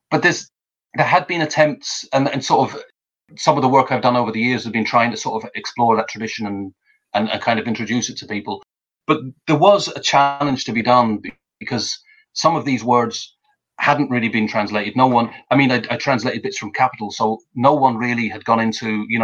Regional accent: Roscommon, Connacht, Ireland; accent: Galway Irish accent when speaking Irish; Yeah, oh, well, I'm originally from Roscommon. I lived there when I first moved back, so there's there's a kind of mixture of everything in here. When I speak Irish, I I, I have a different accent. It's a kind of a, a sort of a Galway Irish accent.

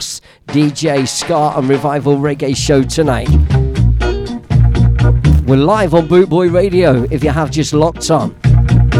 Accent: Leicester, East Midlands, United Kingdom; moved away; from my hometown in Leicester

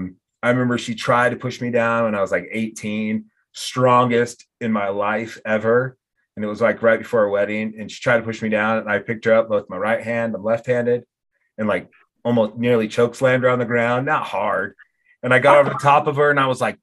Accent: suburb of Portland, Oregon, United States; now in Laramie, United States; I'm from a suburb of Portland, Oregon.

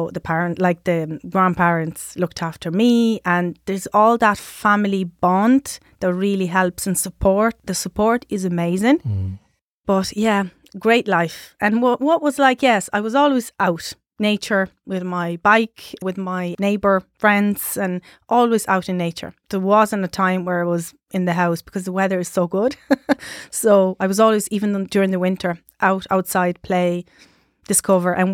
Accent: Sardinia, Italy; English is a second language; So we had our Christmas

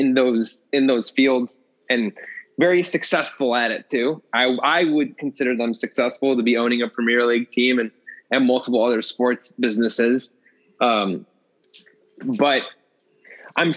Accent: United States; I'm American. I'm here

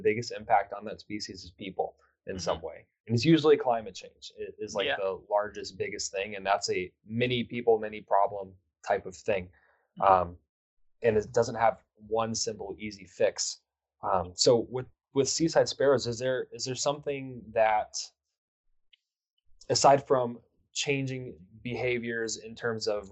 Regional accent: Houston, Texas, United States; now in Minnesota, United States; I'm originally from Houston

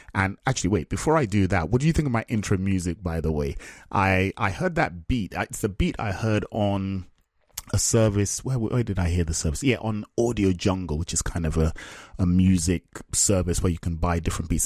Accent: Nigeria; now in England; I'm Nigerian.

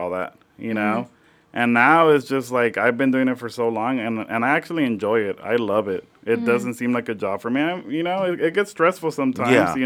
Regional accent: Lynwood, California, United States; also born or lived in Riverside; I am from the L.A. area. I'm from Linwood

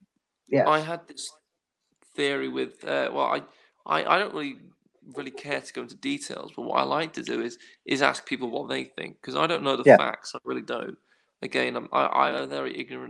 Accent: United Kingdom; as the British

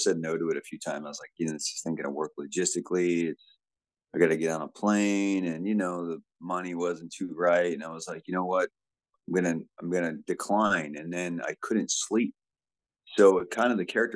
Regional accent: Southern California, United States; also born or lived in Cleveland, Ohio; I was born in Cleveland, but I grew up in Southern California

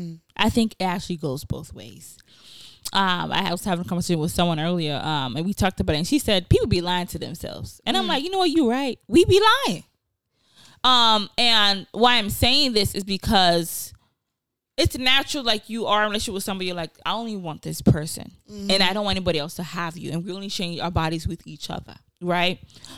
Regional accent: Nigeria; And then, you know, also being Nigerian, you see, it happens every day.

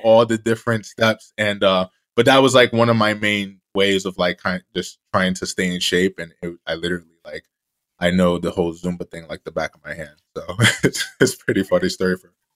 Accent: Jersey City, New Jersey, United States; the kid who was once in the back of the class, growing up in Jersey City, New Jersey

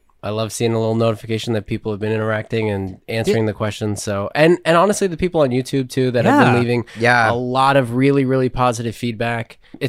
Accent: United States; yes, I am American.

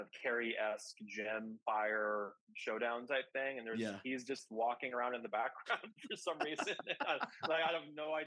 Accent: Kansas City, Missouri, United States; I grew up in Kansas City.

